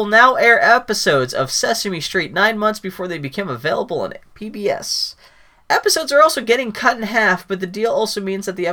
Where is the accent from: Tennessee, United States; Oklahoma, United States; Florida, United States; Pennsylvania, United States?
Pennsylvania, United States; Pittsburgh; when I was a kid growing up in the Carnegie, in Pittsburgh